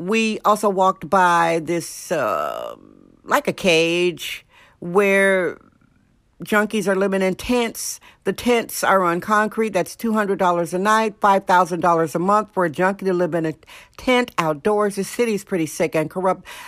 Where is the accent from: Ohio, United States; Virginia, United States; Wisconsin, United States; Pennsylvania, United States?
Wisconsin, United States; now in California, United States; Wisconsin, my home state, Wisconsin